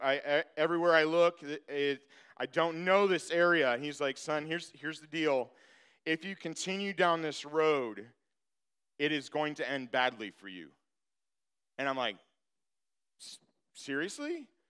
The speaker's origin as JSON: {"language": "English", "region": "Michigan", "country": "United States", "said": "I'm from Michigan."}